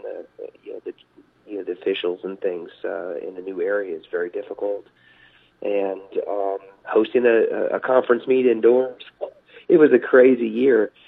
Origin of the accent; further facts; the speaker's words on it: Topeka, Kansas, United States; moved away as an adult; now in Maryville, Missouri, United States; I'm a Midwest guy. You know, I grew up just outside of Topeka, Kansas